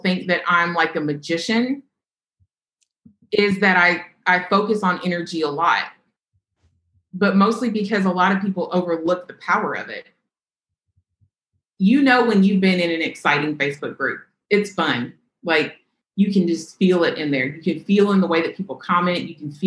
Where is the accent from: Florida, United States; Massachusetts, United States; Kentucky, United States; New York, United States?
Kentucky, United States; I grew up in Kentucky